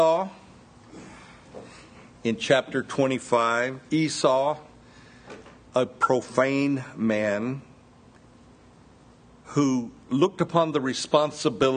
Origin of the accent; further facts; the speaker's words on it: the South, United States; I was born here in the South, and being a child in the South, you're took to church quite often.